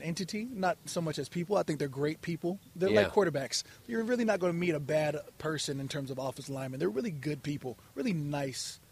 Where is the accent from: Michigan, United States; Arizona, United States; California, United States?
Arizona, United States; Chandler; also born or lived in Eden Prairie, Minnesota